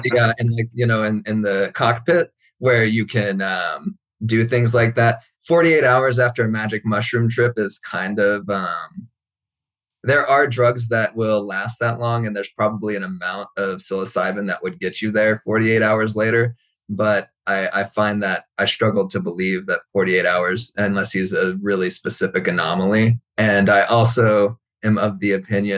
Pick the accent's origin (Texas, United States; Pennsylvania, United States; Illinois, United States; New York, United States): Texas, United States; I am from Texas